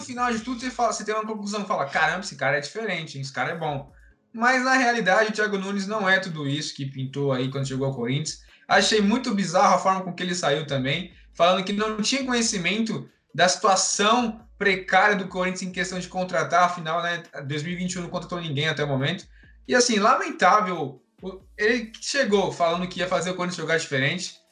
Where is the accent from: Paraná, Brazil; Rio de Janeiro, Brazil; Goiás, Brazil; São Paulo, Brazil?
São Paulo, Brazil; sou paulista